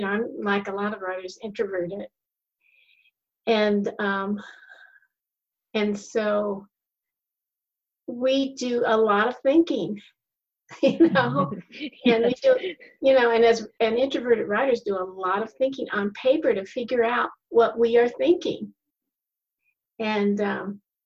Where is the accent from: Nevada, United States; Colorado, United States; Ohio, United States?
Colorado, United States; I grew up in Colorado